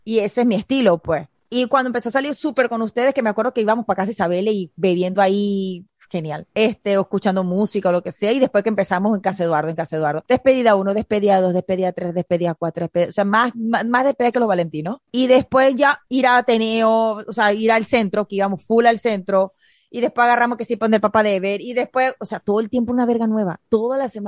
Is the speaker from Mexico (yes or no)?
no; the Venezuelan Andes, Venezuela; moved away; also born or lived in Maracaibo; Yo vengo de los Andes